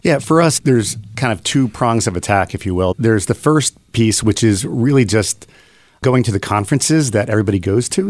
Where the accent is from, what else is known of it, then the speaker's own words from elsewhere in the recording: Philadelphia, Pennsylvania, United States; born and raised in Philadelphia.